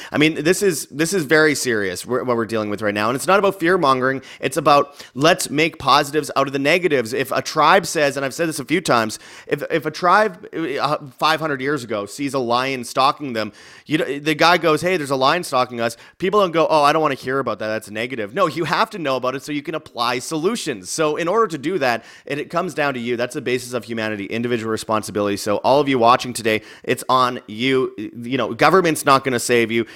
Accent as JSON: {"language": "English", "town": "Winnipeg", "region": "Manitoba", "country": "Canada", "tie": "born or raised there", "said": "Winnipeg, Canada, my, my hometown"}